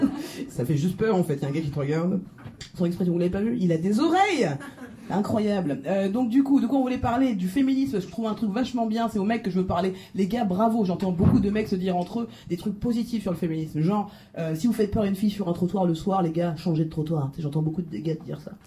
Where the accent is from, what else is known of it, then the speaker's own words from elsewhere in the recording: France; je suis française